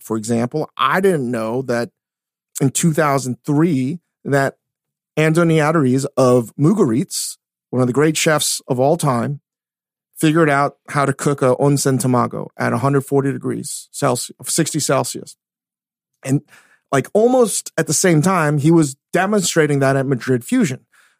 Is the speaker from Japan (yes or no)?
yes; Japan; I came from Japan. I figured out a way to do this.